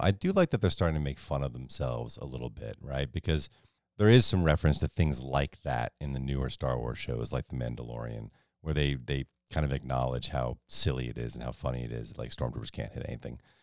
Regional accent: Northeast, United States; I'm from the Northeast

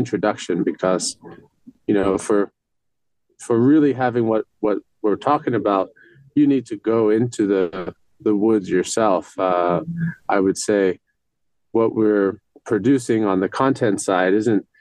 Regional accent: New York City, New York, United States; I grew up in New York City, pretty disconnected from nature

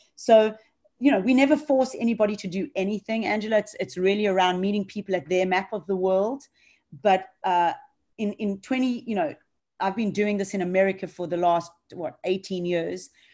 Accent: Johannesburg, Gauteng, South Africa; moved away; growing up in Johannesburg

